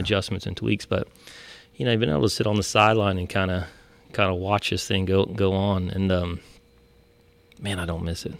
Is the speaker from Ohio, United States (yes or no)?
yes; Ohio, United States; moved away; we're originally from Ohio, I am, and my family.